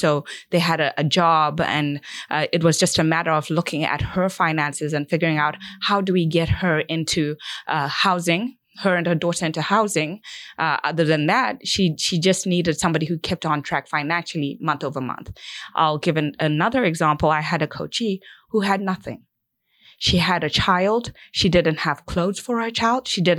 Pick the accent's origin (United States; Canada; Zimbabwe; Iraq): Zimbabwe; this is something I had always done as a child growing up in Zimbabwe, and I wanted to continue to give back.